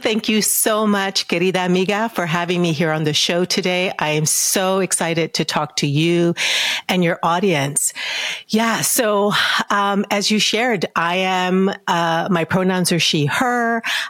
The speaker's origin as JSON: {"language": "English", "town": "San Antonio", "region": "Texas", "country": "United States", "tie": "born or raised there", "said": "And I grew up in San Antonio. I grew up in San Antonio, Texas."}